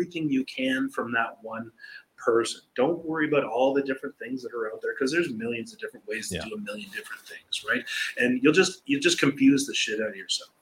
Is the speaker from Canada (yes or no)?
yes; Canada; now in Costa Rica; We're a Canadian